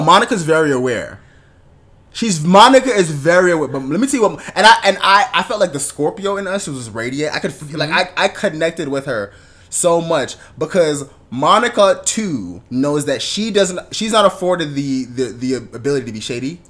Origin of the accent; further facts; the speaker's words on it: Jamaica; being Jamaican uh, West Indian, but Jamaican specifically